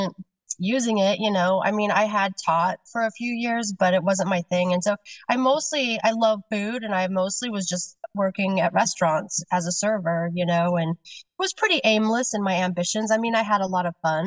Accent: Kansas, United States; now in Seattle, United States; I grew up in Kansas

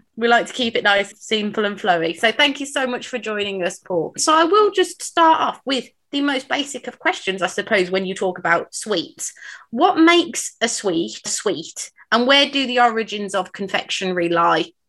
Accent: near Birmingham, West Midlands, United Kingdom; I'm from the area. Um, I'm not a Brummie, but I do live very close

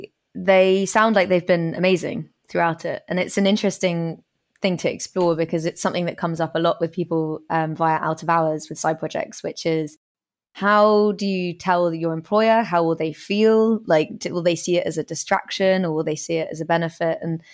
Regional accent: Australia; It was hard enough for me when I was 19 and growing up in Australia.

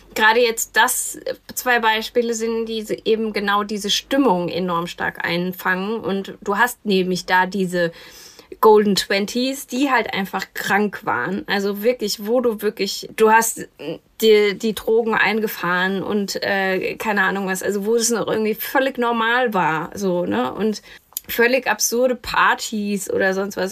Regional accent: Kinzig Valley, Hesse, Germany; ich bin ja in, im Kinzigtal groß geworden

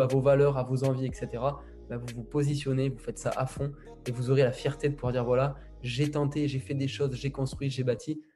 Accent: Villeneuve-sur-Lot, Nouvelle-Aquitaine, France; je suis né, à Villeneuve-sur-Lot. C'est, là où j'ai grandi

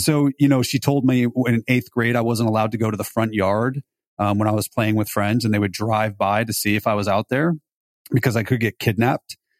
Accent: Beverly Hills, California, United States; also born or lived in Los Altos, California / Davis, California; I grew up in Beverly Hills

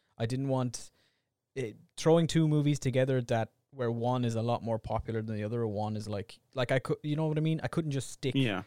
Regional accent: Ireland; We're two Irish idiots.

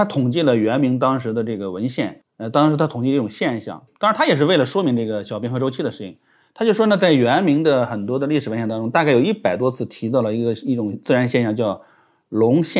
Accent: China; 但是你说说王辉，那我们中国人，你说有多少人知道，对不对？

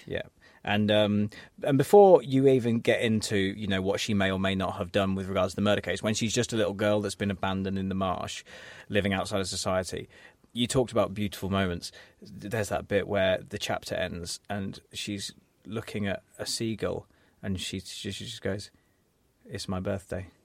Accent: England, United Kingdom; as English people

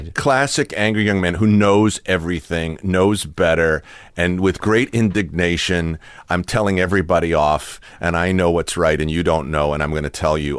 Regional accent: Watertown, Massachusetts, United States; moved away; Watertown where I was a little kid

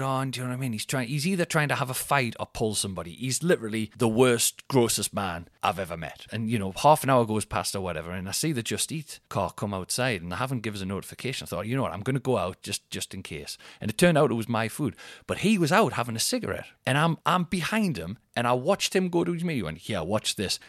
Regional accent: Newcastle upon Tyne, North East England, United Kingdom; I'm from Newcastle

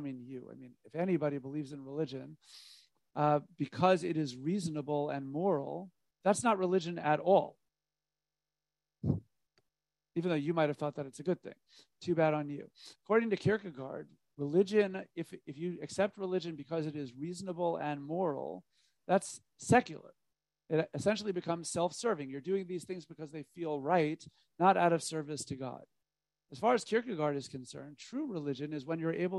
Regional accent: United States; being an American

